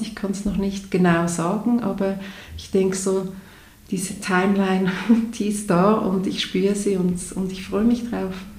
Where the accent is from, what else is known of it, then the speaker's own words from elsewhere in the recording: Zurich, Switzerland; hier bei uns in Zürich in der Schweiz